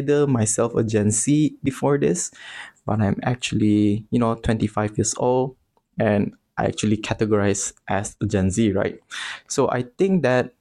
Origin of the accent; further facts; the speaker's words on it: Bintulu, Sarawak, Malaysia; moved away as an adult; now in Selangor, Malaysia; I'm actually from a small town called Bintulu, which is located in East Malaysia in Sarawak.